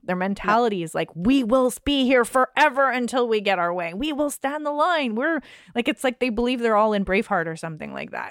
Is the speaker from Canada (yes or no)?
yes; Canada; as a Canadian